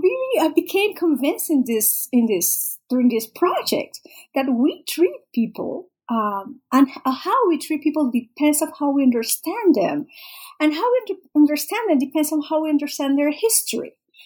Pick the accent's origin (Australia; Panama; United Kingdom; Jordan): Panama; I'm Panamanian, I grew up in Panama, and I had never heard about it.